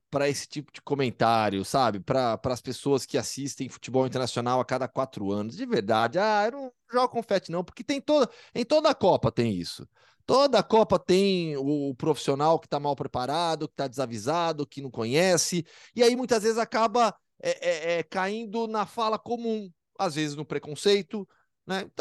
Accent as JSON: {"language": "Portuguese", "region": "São Paulo", "country": "Brazil", "also_born_or_lived": "Campinas", "said": "eu sou de São Paulo."}